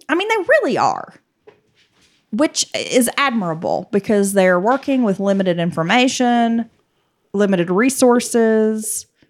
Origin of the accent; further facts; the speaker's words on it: Appalachia, United States; growing up in the South and in Appalachia specifically, we come from, like, big families that live very close to each other.